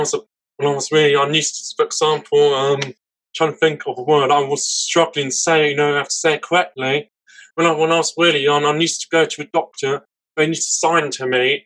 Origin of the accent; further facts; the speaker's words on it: Vienna, Austria; English is a second language; now in England; I was born in Vienna. That was my hometown, and then now I'm living in England.